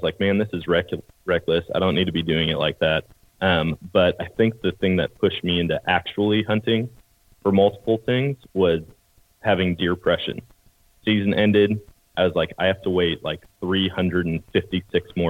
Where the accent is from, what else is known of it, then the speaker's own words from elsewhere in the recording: Eau Claire, Wisconsin, United States; moved away; I grew up in Wisconsin, Eau Claire, Wisconsin, and born and raised there